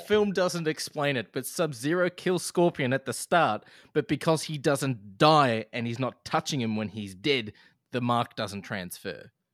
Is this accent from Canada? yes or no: no; Australia; as an Australian